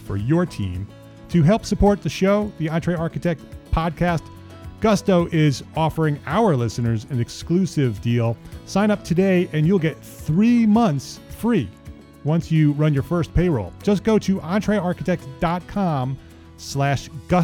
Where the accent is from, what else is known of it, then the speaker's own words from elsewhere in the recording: Paramus, New Jersey, United States; I grew up in Paramus, New Jersey, not far from New York